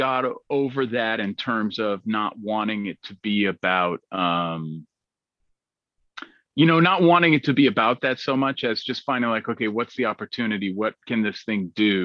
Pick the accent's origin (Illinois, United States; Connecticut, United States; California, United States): California, United States; Berkeley; I grew up in Berkeley, California, so I heard everything from soul music to punk rock music growing up